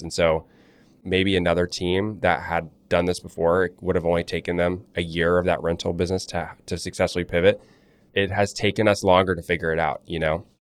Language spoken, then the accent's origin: English; Charlotte, North Carolina, United States; creating websites for lawyers and other small businesses in Charlotte all through growing up. I'm from Charlotte, North Carolina